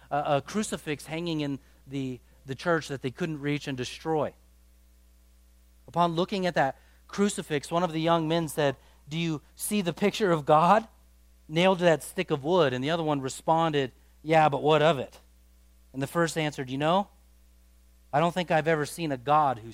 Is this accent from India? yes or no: no; United States; Our culture as an American culture